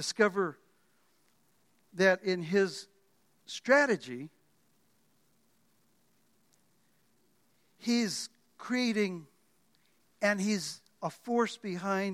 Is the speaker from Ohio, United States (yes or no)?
no; Miami, Florida, United States; also born or lived in The Bronx, New York; I was born in the Bronx, grew up in Miami